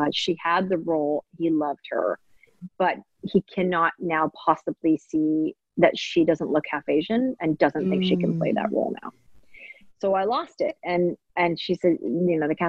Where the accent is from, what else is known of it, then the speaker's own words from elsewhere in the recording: Maple Ridge, British Columbia, Canada; also born or lived in Hong Kong; I mainly grew up in very white neighborhoods. So I grew up in Maple Ridge and in Canada